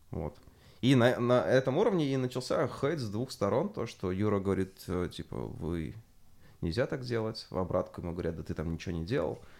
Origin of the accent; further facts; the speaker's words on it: Belarus; Но жалко, не могу попробовать, потому что я белорус.